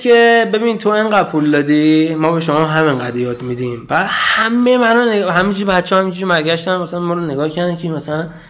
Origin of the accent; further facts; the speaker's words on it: Iran; moved away; من مثلا از ایران اومدم